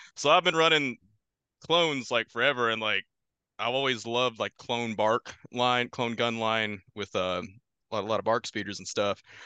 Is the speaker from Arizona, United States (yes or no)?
no; Kentucky, United States; moved away as an adult; also born or lived in Louisville, Kentucky; now in New York, United States; I'm originally from Kentucky.